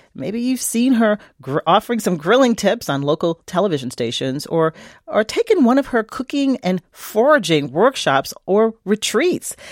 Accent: Virginia, United States; the farm where I grew up in Virginia

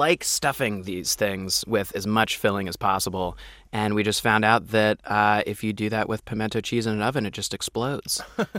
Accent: outside Houston, Texas, United States; I grew up right outside of Houston.

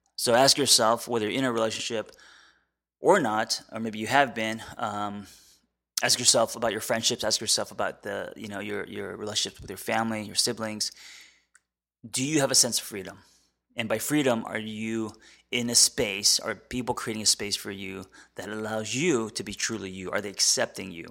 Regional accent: United States; as an American

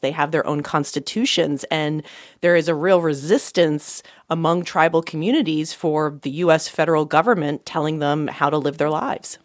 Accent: Pennsylvania, United States; my home state of Pennsylvania

